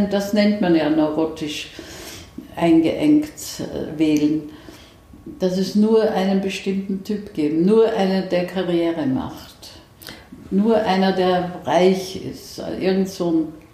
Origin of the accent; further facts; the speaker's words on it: Vienna, Austria; born there; Also ich bin in Wien geboren und äh, habe in Österreich noch immer ein Haus, nicht sehr weit von Wien entfernt.